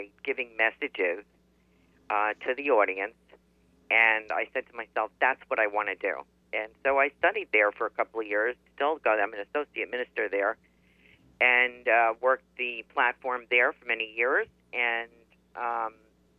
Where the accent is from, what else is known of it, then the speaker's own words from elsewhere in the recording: Yonkers, New York, United States; also born or lived in New Jersey / Pennsylvania; now in Florida, United States; I was born in New York State, actually, in Yonkers, New York, and spent 12 years in New Jersey